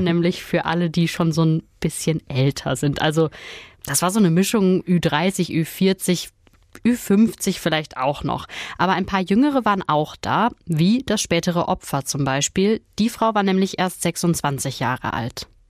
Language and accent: German; Ruhr area, North Rhine-Westphalia, Germany; bei uns im Pott